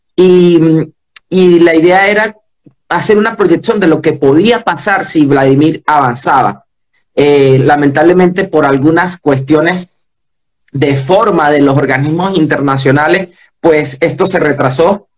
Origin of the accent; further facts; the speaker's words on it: Venezuela; soy venezolano